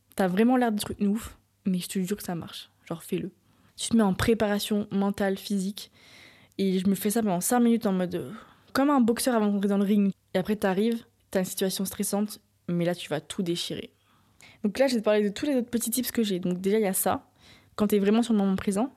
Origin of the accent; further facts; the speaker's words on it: Nantes, Pays de la Loire, France; j'ai grandi à Nantes